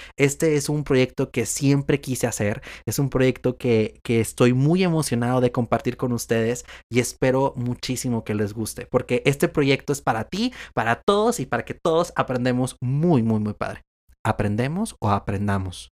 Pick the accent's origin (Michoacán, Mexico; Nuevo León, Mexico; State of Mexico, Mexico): Nuevo León, Mexico; Monterrey; soy de Monterrey, Nuevo León y actualmente vivo todavía en, en Monterrey, Nuevo León